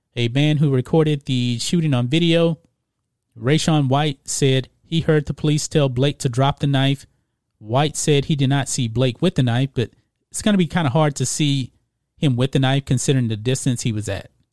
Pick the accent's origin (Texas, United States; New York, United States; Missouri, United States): Texas, United States; Beaumont; now in Houston, United States; I live in the suburbs of Houston. I grew up in Beaumont, which is about an hour away